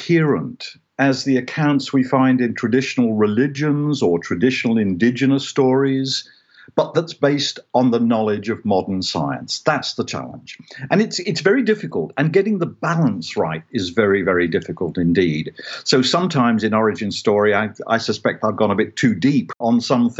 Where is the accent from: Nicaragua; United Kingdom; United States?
United Kingdom; I grew up in Britain in a Christian culture